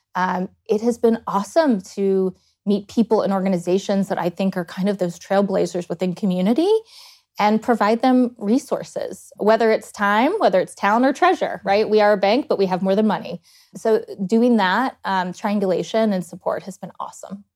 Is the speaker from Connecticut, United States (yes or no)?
no; Blacksburg, Virginia, United States; moved away as an adult; also born or lived in Dayton, Ohio; now in Columbus, United States; I grew up between two towns in Virginia, graduated high school in Blacksburg